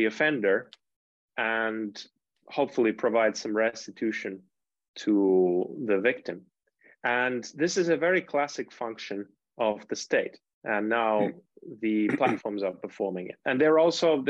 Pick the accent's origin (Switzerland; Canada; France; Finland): Finland; moved away; I'm from Finland originally